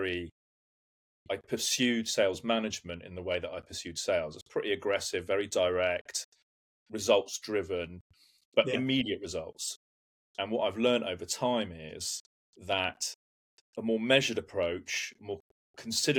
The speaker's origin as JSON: {"language": "English", "country": "United Kingdom", "tie": "born or raised there", "also_born_or_lived": "London / Hampshire", "lives_now": "Surbiton, United Kingdom", "said": "I grew up predominantly between London and Hampshire"}